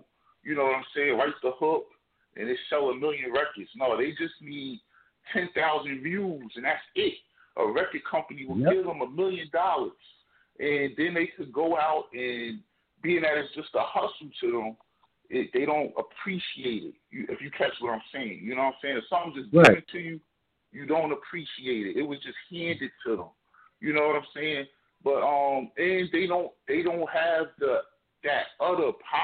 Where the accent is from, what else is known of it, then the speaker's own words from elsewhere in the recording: New Jersey, United States; I'm from Jersey